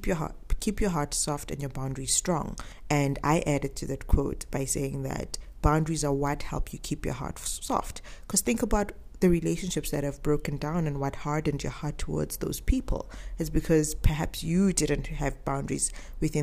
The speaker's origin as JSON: {"language": "English", "country": "South Africa", "said": "I am South African"}